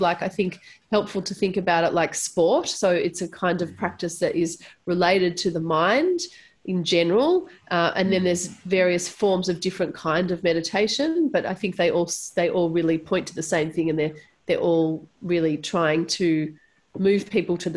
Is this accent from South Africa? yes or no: no; Melbourne, Victoria, Australia; I was born in Melbourne and born and raised in Melbourne